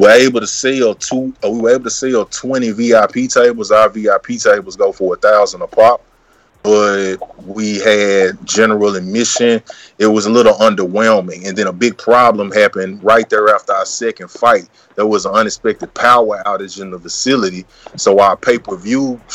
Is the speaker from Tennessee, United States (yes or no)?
yes; Memphis, Tennessee, United States; I'm originally from Memphis, Tennessee